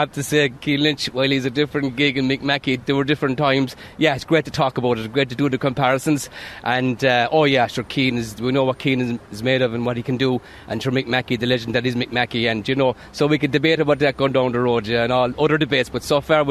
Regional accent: Patrickswell, Munster, Ireland; now in Ahane, Ireland; I was born and raised in Patrickswell, played my hurling in Patrickswell all my life, but moved to Han about 24 years ago

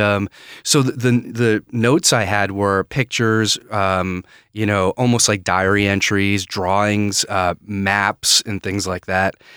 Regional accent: Maine, United States; moved away as an adult; also born or lived in Edinburgh, United Kingdom; I'm from, uh, Maine

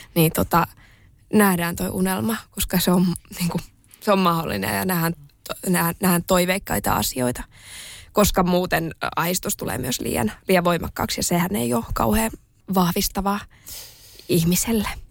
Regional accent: Espoo, Uusimaa, Finland; mä oon kasvanut, mä oon kasvanut Espoossa pikkukylässä

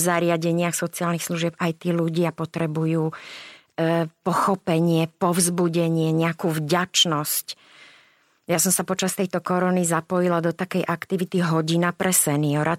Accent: Záhorie, Slovakia; ako sa hovorí u nás na Záhorí

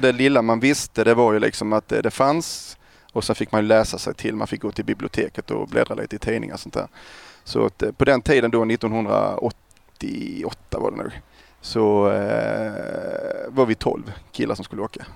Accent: Kristianstad, Skåne, Sweden; Kristianstad född och uppvuxen där

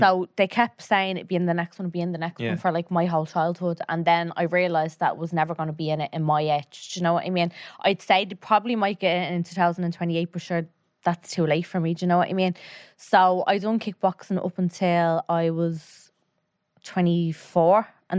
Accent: Tallaght, Leinster, Ireland; So I was born and raised in Talla. My man and dad were as well.

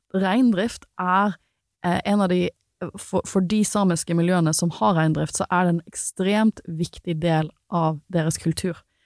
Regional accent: Western Norway, Norway; jeg har vokst opp på Vestlandet

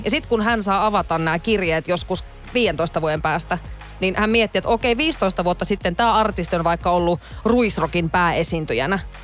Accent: Oulu, North Ostrobothnia, Finland; moved away; mun kotikaupungissa Oulussa

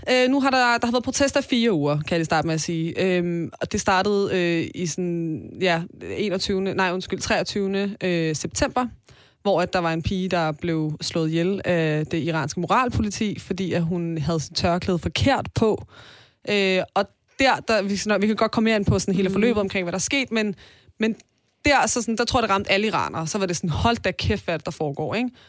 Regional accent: Iran; og så sker der jo en masse ting i mit hjemland

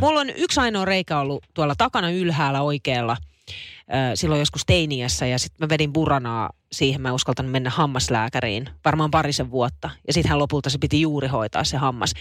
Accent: Naantali, Southwest Finland, Finland; also born or lived in Vantaa; kun mä muutin Naantalista Vantaalle, kun mä olin viidennellä luokalla. Mä ostin vuosi Vantaalle ja me muutettiin takaisin sit Naantaliin

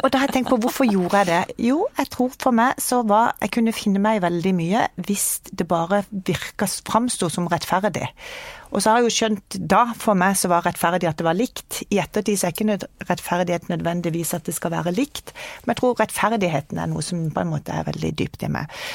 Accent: Kristiansand, Agder, Norway; moved away as an adult; now in Oslo, Norway; Jeg kommer fra Kristiansand, det kan du kanskje høre på dialekta. Flytta til Oslo når jeg var 19 år.

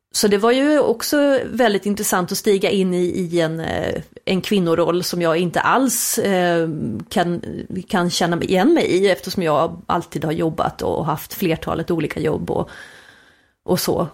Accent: Småland, Sweden; vi svenskar

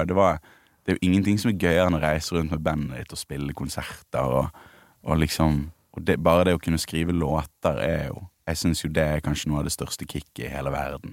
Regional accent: Bergen, Vestland, Norway; Jeg er fra Bergen. Ja. Det er vanskelig å skjule

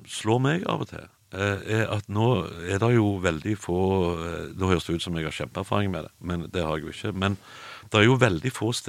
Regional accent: Stavanger, Rogaland, Norway; Jeg er fra Stavanger.

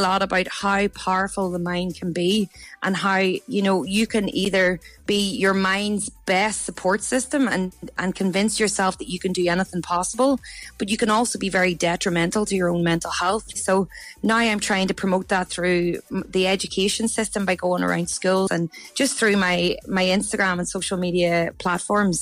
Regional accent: County Down, Northern Ireland, United Kingdom; moved away as an adult; now in Australia; I'm originally from County Down and I moved to Australia nearly eight years ago

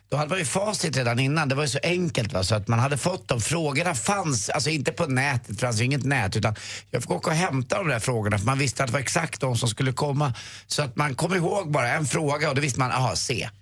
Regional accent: Stockholm, Stockholm County, Sweden; där jag var uppväxt då på Östermalm

